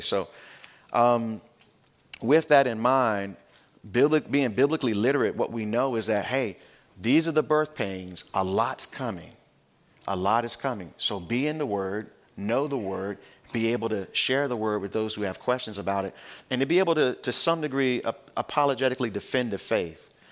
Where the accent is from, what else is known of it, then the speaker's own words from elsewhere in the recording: United States; as American Christians